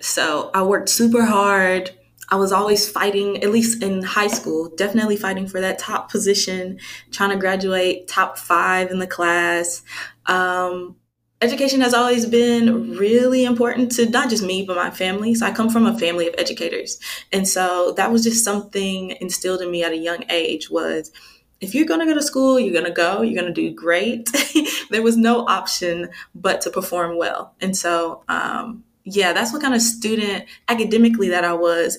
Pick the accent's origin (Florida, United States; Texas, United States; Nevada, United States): Texas, United States; DeSoto; moved away; also born or lived in Kansas City, Missouri; I moved to Dallas when I was two. So Dallas is home for me